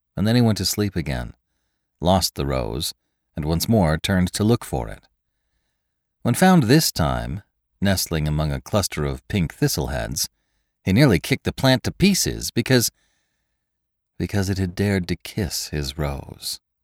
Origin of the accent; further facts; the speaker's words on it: the West, United States; I'm from the West myself